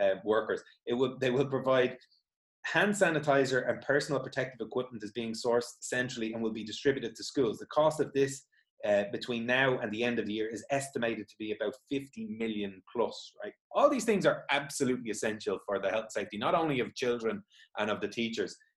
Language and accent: English; Dublin, Leinster, Ireland; I'm from Dublin